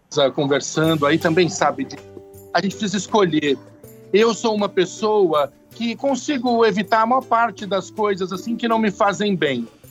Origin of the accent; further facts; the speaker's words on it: São Paulo, Brazil; Eu sou muito paulistano, muito urbaninho